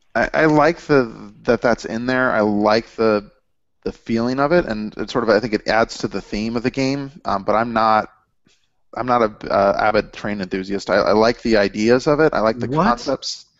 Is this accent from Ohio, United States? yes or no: yes; Cincinnati, Ohio, United States; I'm from the Midwest